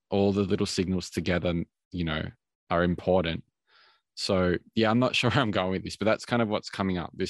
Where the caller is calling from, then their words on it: Melbourne, Victoria, Australia; at the moment I'm in I'm coming from from Melbourne, Australia